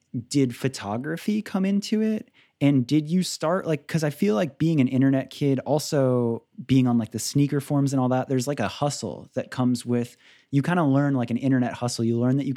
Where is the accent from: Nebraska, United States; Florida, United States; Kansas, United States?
Florida, United States; I grew up in Florida